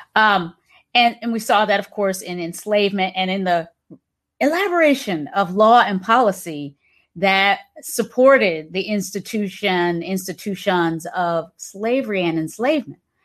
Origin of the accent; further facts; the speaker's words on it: Hampton, Virginia, United States; moved away as an adult; also born or lived in Kinston, North Carolina / Charlottesville, Virginia; now in San Francisco, United States; raised in Hampton, Virginia